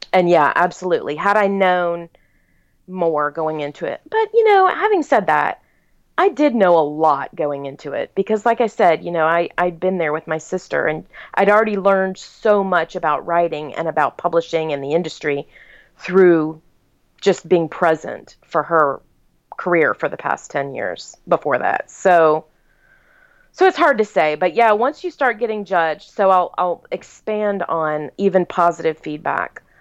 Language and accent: English; the South, United States; you know, I was born and raised in the South. And in the South, your enemy comes to your wedding because they're longtime family friends, and it would be rude not to invite them.